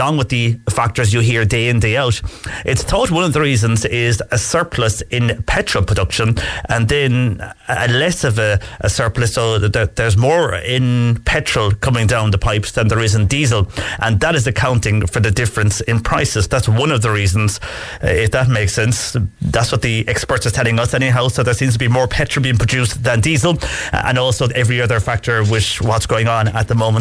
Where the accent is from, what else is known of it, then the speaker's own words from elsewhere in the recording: West Cork, Munster, Ireland; I'm from West Cork